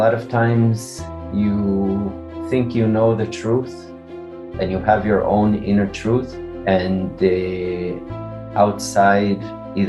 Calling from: Israel; I'm calling from Israel. Very hot here in Israel.

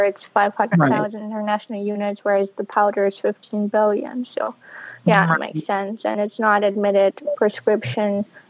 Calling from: Berlin, Germany; I'm calling from Berlin, Germany, so from overseas.

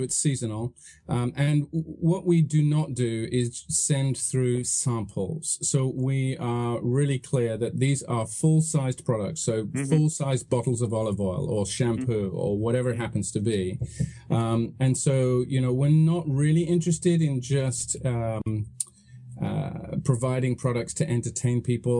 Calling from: Santa Cruz, California, United States; I'm calling from a very beautiful, sunny Santa Cruz in California.

